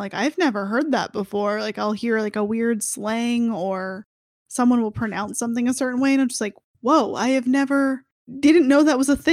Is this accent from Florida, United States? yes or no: yes; Florida, United States; moved away as an adult; also born or lived in Orlando; growing up in Florida